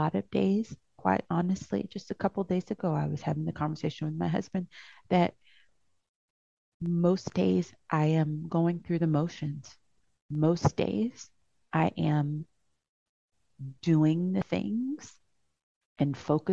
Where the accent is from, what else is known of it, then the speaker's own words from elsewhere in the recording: Louisiana, United States; moved away; I'm from Louisiana. All of my family's there.